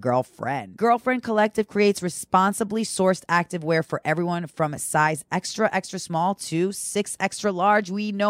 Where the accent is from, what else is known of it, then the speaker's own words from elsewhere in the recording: Great Neck, New York, United States; I'm from Great Neck, Long Island.